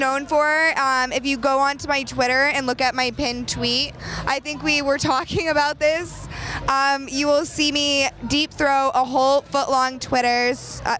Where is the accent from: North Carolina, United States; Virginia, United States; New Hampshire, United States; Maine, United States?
New Hampshire, United States; I'm from New Hampshire.